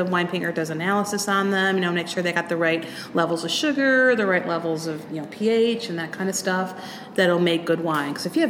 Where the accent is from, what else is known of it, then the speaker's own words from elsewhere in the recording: Euclid, Ohio, United States; moved away as an adult; And me, I grew up here in Euclid, and I joined the Navy to get out of Euclid. I was in the Navy for 20 years.